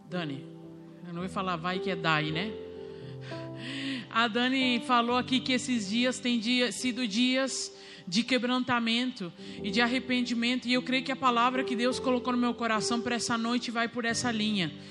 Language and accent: Portuguese; Uruguay; Sou uruguaia.